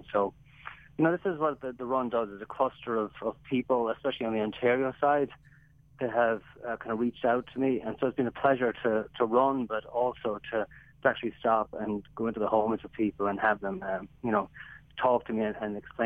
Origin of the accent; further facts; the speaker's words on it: Ireland; moved away as an adult; I'm gone from Ireland since 1983 on a running scholarship.